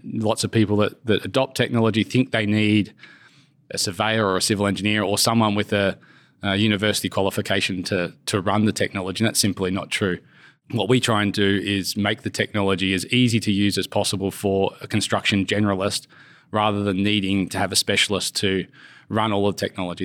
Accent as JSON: {"language": "English", "town": "Brisbane", "region": "Queensland", "country": "Australia", "tie": "born or raised there", "also_born_or_lived": "United Kingdom / Switzerland", "moved": "as an adult", "said": "my hometown drew me back. So I went to Brisbane"}